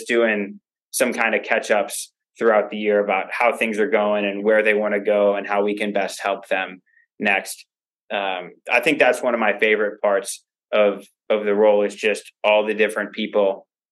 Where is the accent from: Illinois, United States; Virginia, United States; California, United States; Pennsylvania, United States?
Illinois, United States; Chicago; I grew up in the north suburbs of Chicago